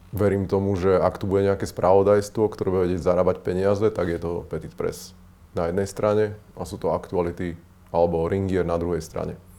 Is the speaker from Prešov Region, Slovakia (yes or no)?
no; Žilina, Žilina Region, Slovakia; som zo Žiliny